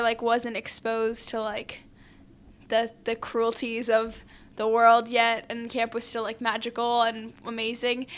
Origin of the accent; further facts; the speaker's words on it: New York City, New York, United States; I grew up in New York City.